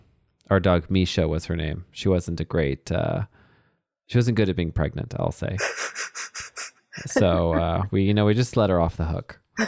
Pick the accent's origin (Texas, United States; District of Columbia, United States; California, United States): Texas, United States; in Texas, we had Huskies growing up.